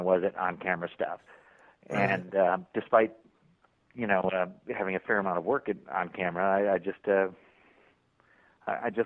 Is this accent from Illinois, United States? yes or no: no; Syracuse, New York, United States; moved away; I am from Syracuse, New York, right in the smack dab in the center of New York State